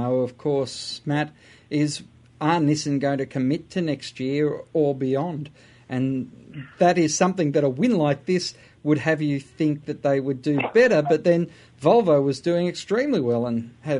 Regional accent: Australia; However, we are an Australian.

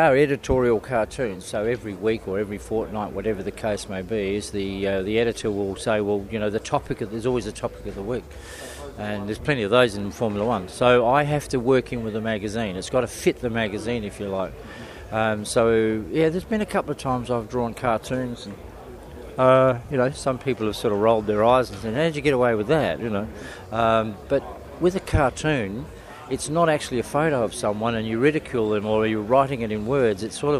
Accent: Adelaide, South Australia, Australia; also born or lived in Melbourne; Born in Adelaide. I grew up near Rolly Park Speedway and started doing some cartoons in the program.

